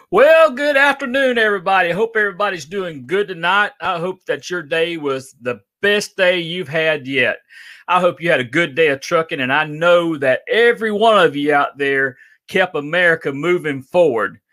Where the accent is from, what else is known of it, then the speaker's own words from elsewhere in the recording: Adel, Georgia, United States; I grew up in Adel, Georgia